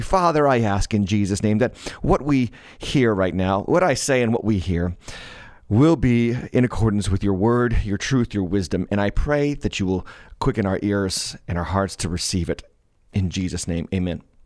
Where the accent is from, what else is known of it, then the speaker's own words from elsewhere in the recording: Massachusetts, United States; Massachusetts, my home state